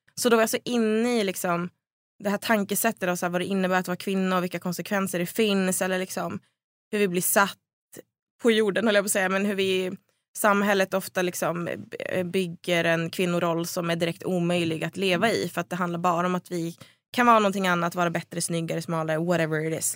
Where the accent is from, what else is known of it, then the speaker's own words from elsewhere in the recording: Söderhamn, Gävleborg County, Sweden; det fanns inga tjejlag i Söderhamn där jag växte upp